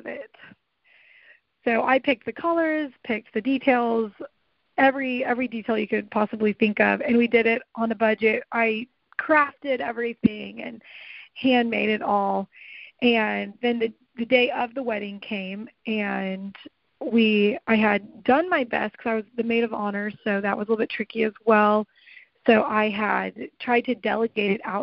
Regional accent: Tulsa, Oklahoma, United States; also born or lived in Key West, Florida; we actually moved here when I was really little, and I don't even really remember Florida. But so I was raised here in Tulsa, Oklahoma

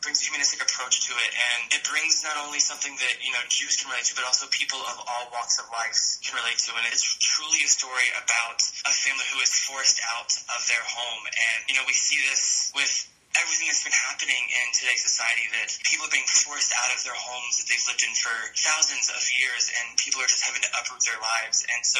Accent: Maggie Valley, North Carolina, United States; also born or lived in Winston-Salem, North Carolina; I am originally from Maggie Valley, North Carolina, which is about 30 minutes west of Asheville. And I went to school in Winston-Salem, North Carolina, at the University of North Carolina School of the Arts. So I'm a North Carolina kid through and through.

